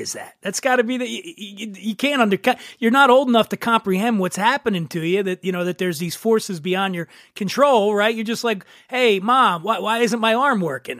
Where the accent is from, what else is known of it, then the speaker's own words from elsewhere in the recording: Philadelphia, Pennsylvania, United States; I grew up in Philly.